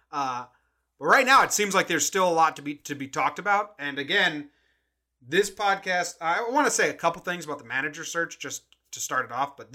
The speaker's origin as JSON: {"language": "English", "region": "East Coast", "country": "United States", "lives_now": "California, United States", "said": "I'm coming to you from California. …'s coming to you from Colorado. We're both from the East Coast originally, transplanted Yankee fans."}